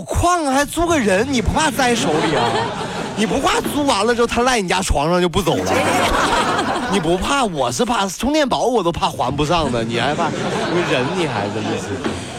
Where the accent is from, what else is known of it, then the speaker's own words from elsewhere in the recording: Hangzhou, Zhejiang, China; 我们杭州人